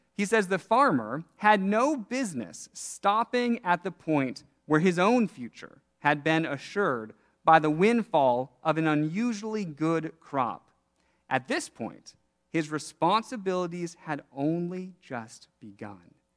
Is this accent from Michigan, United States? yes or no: no; Seattle, Washington, United States; Growing up in Seattle, one of my favorite things each summer to do was pick blackberries